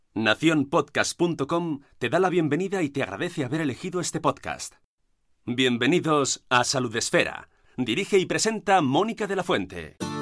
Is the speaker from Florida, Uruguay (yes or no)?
no; Montevideo, Uruguay; moved away as an adult; now in Spain; Yo eh, soy de Uruguay, de Montevideo, vivo en España desde hace casi 18 años